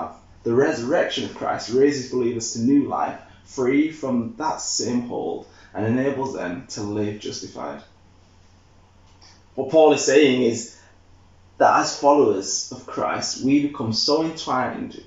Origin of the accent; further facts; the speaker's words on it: Leeds, Yorkshire and the Humber, United Kingdom; I'm from Yorkshire. I know Leeds lads through and through